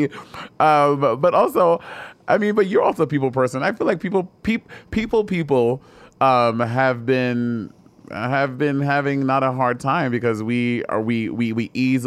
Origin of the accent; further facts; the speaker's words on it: New York City, New York, United States; me growing up in New York City